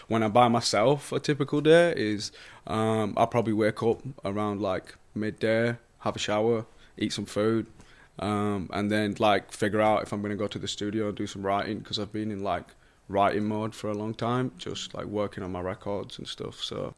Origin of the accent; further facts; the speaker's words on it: Bradford, Yorkshire and the Humber, United Kingdom; where I grew up in Bradford, like in the UK. It's a lot more this kind of pace and vibe.